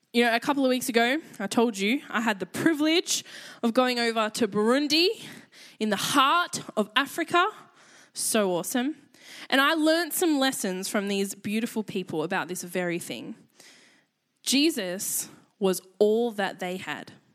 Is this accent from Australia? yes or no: yes; Australia; accent: Aussie; I realized how Aussie my voice is